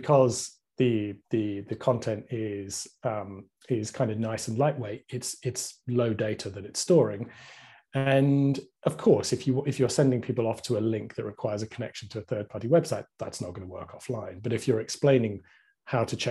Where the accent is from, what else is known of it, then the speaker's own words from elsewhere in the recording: United Kingdom; I'm very British